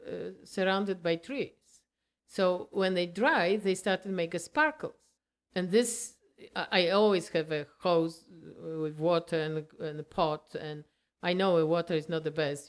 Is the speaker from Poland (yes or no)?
yes; Poland; English is a second language; moved away as an adult; now in Canada; we are from Poland